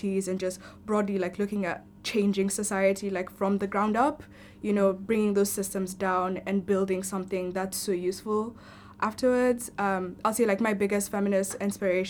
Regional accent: Kenya; moved away as an adult; now in Cardiff, United Kingdom; I'm an international student. I'm originally from Kenya

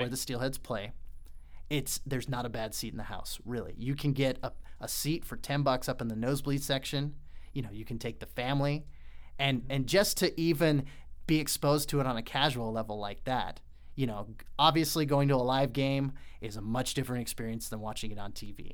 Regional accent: Colorado Springs, Colorado, United States; moved away; also born or lived in Utah; I grew up in Colorado Springs

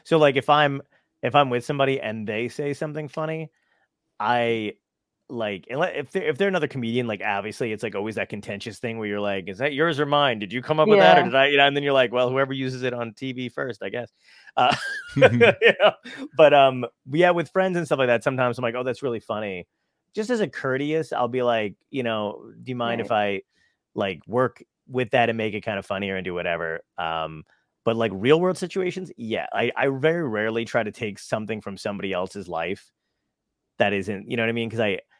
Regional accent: Brooklyn, New York, United States; I'm from Brooklyn

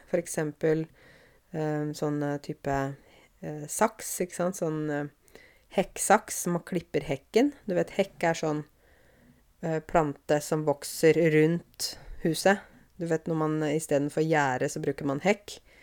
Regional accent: Åmot, Norway; moved away; jeg vokste opp i Åmot. Jeg vokste opp på landet

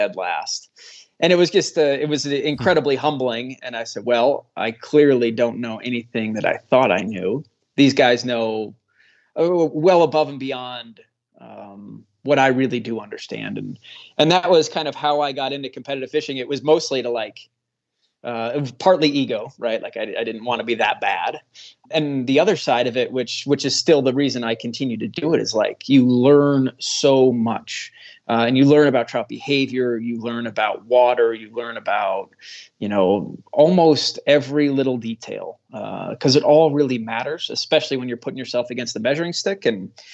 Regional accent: Midwest, United States; I grew up in the Midwest, did a lot of fishing there

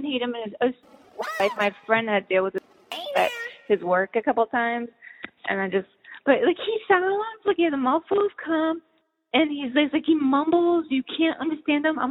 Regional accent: Boston, Massachusetts, United States; also born or lived in San Francisco Bay Area / Los Angeles; now in Kentucky, United States; I grew up in Boston. I lived a big chunk of my life, you know, in the Bay Area and a little bit

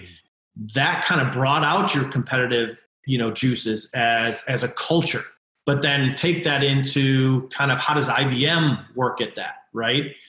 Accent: Connecticut, United States; moved away as an adult; also born or lived in Omaha, Nebraska / Denver / Minneapolis; now in Chicago, United States; I grew up in Connecticut

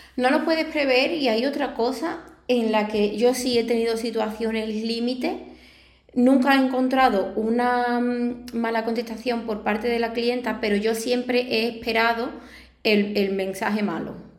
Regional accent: Arahal, Andalusia, Spain; aquí de mi pueblo, de Araal

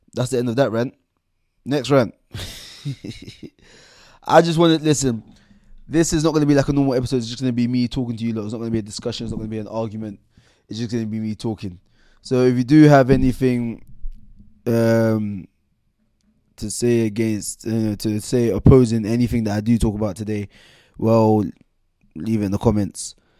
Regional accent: London, United Kingdom; also born or lived in Camberwell, London / Bermondsey, London / Nigeria; From seven years old um, seven years old, moved for, out of Camberwell to um, out of Camberwell to Bermondsey

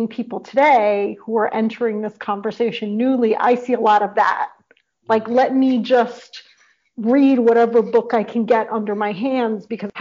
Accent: New York City, New York, United States; moved away; I grew up in the North Bronx

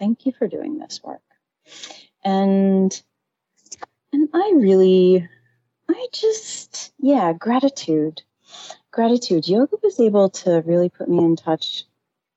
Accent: New York City, New York, United States; moved away as an adult; now in Jersey City, United States; I'm from Manhattan

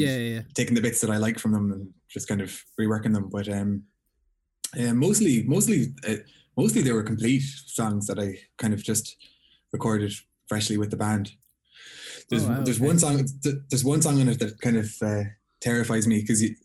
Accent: Galway, Connacht, Ireland; also born or lived in Belmullet; I'm from Galway, but I moved to Belmullet.

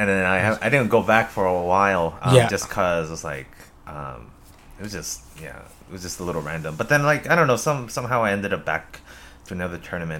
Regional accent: Hawaii, United States; moved away; Hawaii. I grew up in Hawaii.

